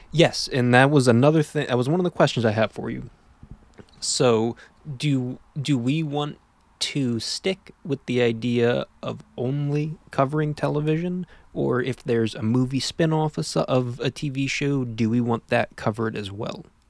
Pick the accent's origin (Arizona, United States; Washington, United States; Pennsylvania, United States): Pennsylvania, United States; being from Pennsylvania